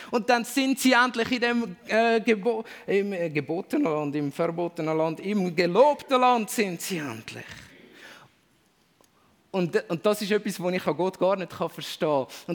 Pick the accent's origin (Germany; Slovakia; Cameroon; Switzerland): Switzerland; als Schweizer vielleicht nochmal da ein extra Wort dazu